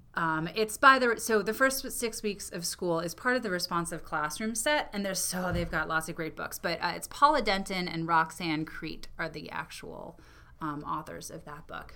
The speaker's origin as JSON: {"language": "English", "region": "New York", "country": "United States", "tie": "born or raised there", "moved": "yes", "lives_now": "Maine, United States", "said": "my home state, New York"}